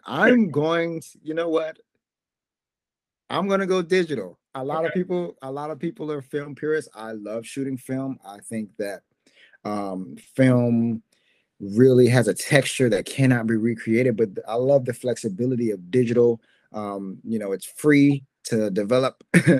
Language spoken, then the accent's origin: English; Florida, United States; now in New York, United States; UrbanFresh.com started when I moved to New York. I'm brand new from Florida. I had no idea what was going on.